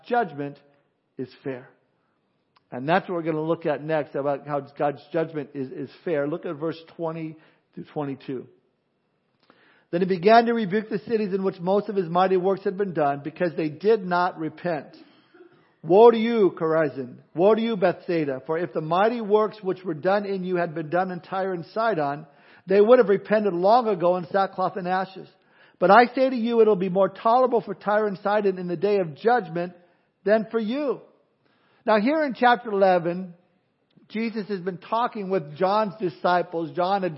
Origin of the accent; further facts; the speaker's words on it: California, United States; I'm from California